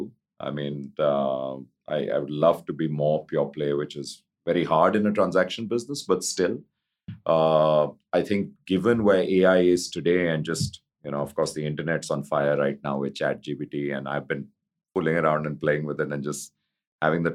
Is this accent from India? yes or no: yes; India; just being Indian, having grown up in India and, you know, done all my education in India